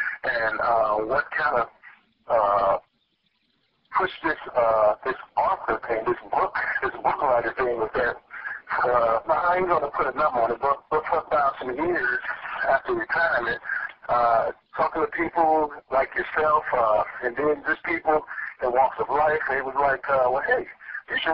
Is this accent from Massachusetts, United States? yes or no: no; Chicago, Illinois, United States; growing up in Chicago on the South Side